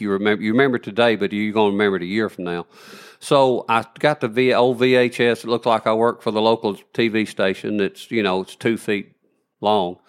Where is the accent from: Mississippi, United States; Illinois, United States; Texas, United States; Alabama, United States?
Alabama, United States; Elkmont; I was born in Elkmont, Alabama